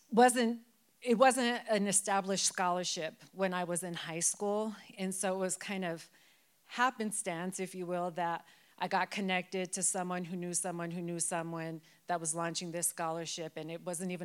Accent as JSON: {"language": "English", "town": "Denver", "region": "Colorado", "country": "United States", "tie": "born or raised there", "said": "I am born and raised in Denver, in West Denver. So I grew up on Federal"}